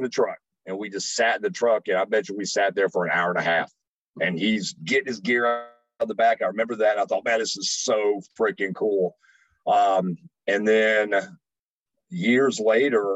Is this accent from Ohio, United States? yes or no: yes; Dayton, Ohio, United States; Up north, growing up in Ohio